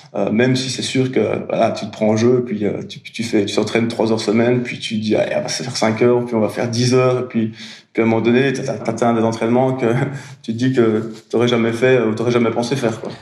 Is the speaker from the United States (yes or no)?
no; Belgium; je suis belge